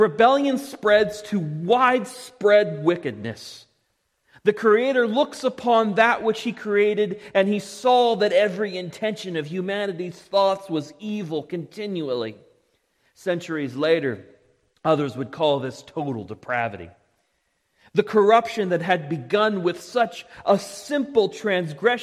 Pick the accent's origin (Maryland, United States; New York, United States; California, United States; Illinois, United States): Maryland, United States; Parkville; I grew up in Parkville, but my family wasn't heavily rooted there